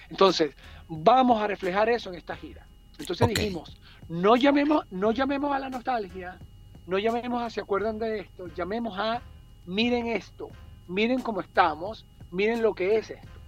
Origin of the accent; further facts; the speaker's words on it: Venezuela; moved away as an adult; Cuando … salimos de Venezuela en el año 99, digamos nos vamos del país